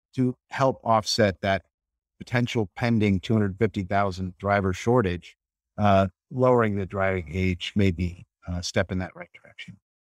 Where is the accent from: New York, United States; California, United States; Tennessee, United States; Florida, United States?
Florida, United States; St. Petersburg; I'm from Saint Petersburg and, uh, grew up fishing